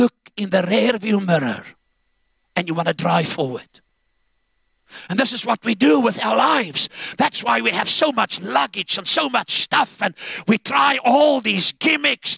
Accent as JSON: {"language": "English", "country": "Zambia", "tie": "born or raised there", "moved": "yes", "lives_now": "South Africa", "said": "I was born in Zambia, and that was under British rule in Northern Rhodesia."}